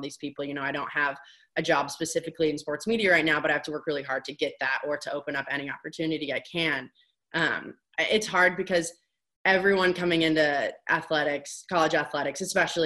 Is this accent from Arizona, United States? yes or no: no; Bloomington, Indiana, United States; moved away as an adult; also born or lived in Evanston, Illinois; growing up in Bloomington, Indiana, and being around IU athletics